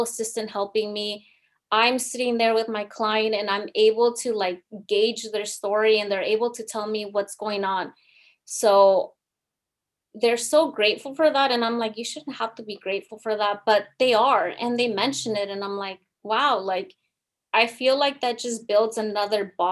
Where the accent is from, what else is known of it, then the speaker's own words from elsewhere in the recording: United States; first language Spanish; English is a second language; My parents are from Mexico, but I obviously was born here in the United States. I'm a second language learner. My parents only speak Spanish